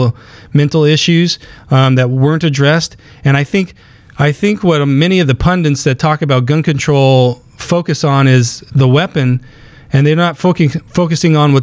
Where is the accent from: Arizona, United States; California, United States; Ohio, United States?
Arizona, United States; Willcox; moved away; my hometown in southern Arizona, on the east side of the state, it's a small little school, and it's a cowboy town